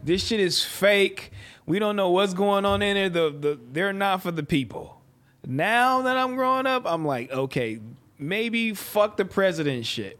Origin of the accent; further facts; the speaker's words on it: Los Angeles, California, United States; I come from Los Angeles, California